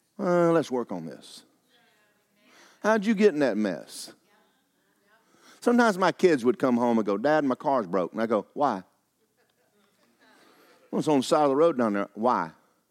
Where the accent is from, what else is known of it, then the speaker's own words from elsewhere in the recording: Georgia, United States; I was raised in Georgia.